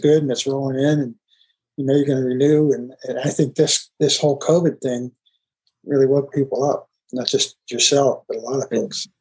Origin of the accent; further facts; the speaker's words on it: outside Pittsburgh, Pennsylvania, United States; I grew up outside Pittsburgh too